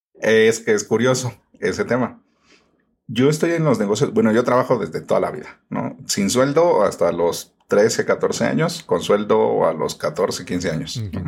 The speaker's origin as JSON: {"language": "Spanish", "region": "Mexico City", "country": "Mexico", "tie": "born or raised there", "said": "Yo originalmente soy de la Ciudad de México. Aquí, bueno, como en todas las ciudades, van cambiando los nombres, aunque sigue siendo todo lo mismo. Entonces se llamaban delegaciones y ahora se llaman alcaldías. Yo nací en la alcaldía de Iztapalapa"}